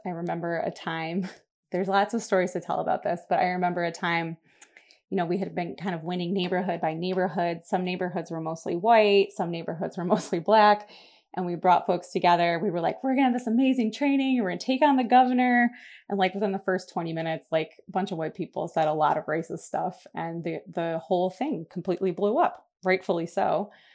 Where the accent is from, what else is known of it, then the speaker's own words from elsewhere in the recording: Buffalo, New York, United States; I am from Buffalo, New York, which is where I still live, and that's where most of my people still are. Um, I grew up here